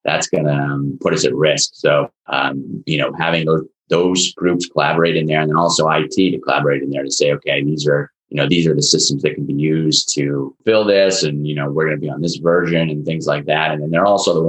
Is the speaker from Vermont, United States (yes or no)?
yes; Burlington, Vermont, United States; moved away as an adult; now in Boston area, United States; I was actually born in Vermont. So I grew up in right outside of Burlington, Vermont, and then came down to the Boston area to go to college.